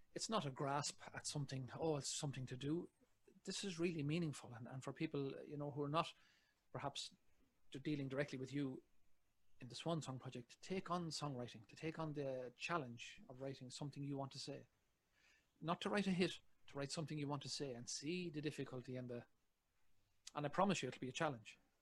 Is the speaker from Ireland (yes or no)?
yes; Ireland; I'm an Irishman.